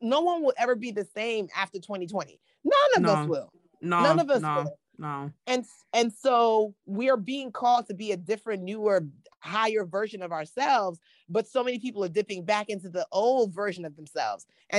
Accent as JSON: {"language": "English", "country": "Nigeria", "said": "And I know it sounds crazy because being Nigerian is what got me to success."}